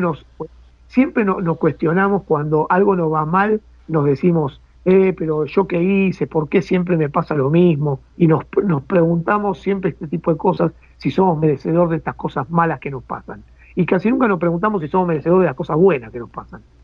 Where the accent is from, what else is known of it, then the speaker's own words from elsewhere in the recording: Buenos Aires, Argentina; soy del barrio de Boedo